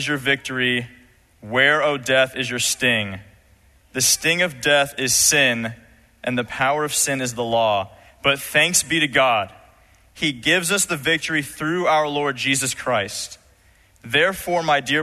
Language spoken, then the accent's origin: English; Los Angeles, California, United States; I was growing up in Los Angeles, California.